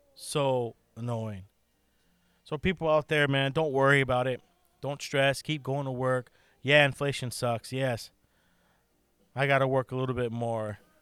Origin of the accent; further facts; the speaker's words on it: United States; I'm an American, and we live in one of the best countries still in, in, in the world